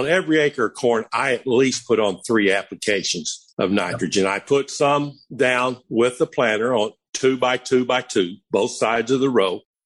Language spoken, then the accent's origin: English; Missouri, United States; Columbia, Missouri. Of course, that's my home state, and that's probably the closest one to me.